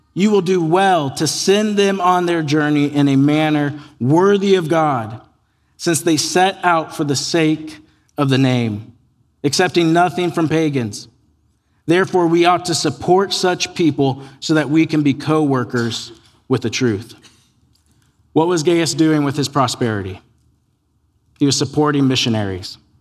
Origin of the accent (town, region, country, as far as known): United States; born or raised there